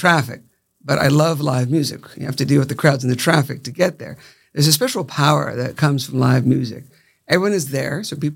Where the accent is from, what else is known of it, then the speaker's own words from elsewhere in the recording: Palm Beach County, Florida, United States; When I grew up here in Palm Beach County, it was a small town